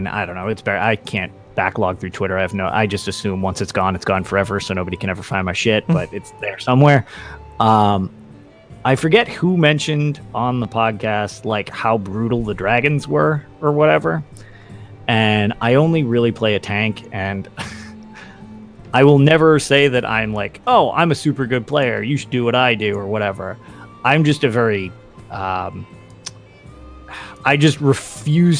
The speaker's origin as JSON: {"language": "English", "town": "Boston", "region": "Massachusetts", "country": "United States", "said": "I'm from Boston"}